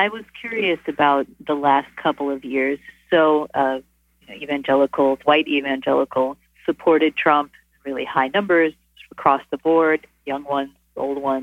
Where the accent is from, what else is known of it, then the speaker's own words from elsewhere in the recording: North Texas, United States; I grew up Methodist in North Texas